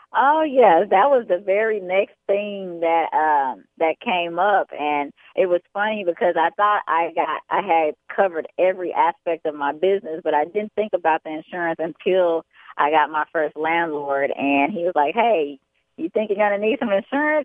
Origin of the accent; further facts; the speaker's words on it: Chicago, Illinois, United States; also born or lived in Atlantic City, New Jersey / Bronx, New York; I was born in Atlantic City, New Jersey, uh, but I was raised in Chicago, Illinois